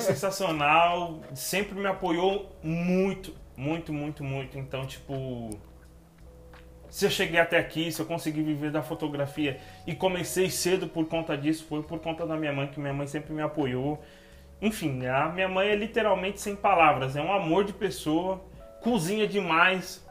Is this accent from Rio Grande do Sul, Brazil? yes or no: no; São Paulo, Brazil; Vila Mariana, São Paulo. Moro em São Paulo, capital. Nasci na Vila Mariana.